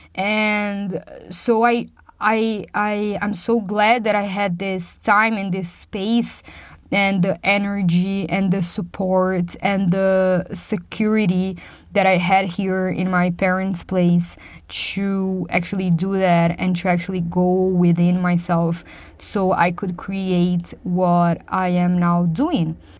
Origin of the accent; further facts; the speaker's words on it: Brazil; moved away as an adult; also born or lived in London; coming back to my hometown here in Brazil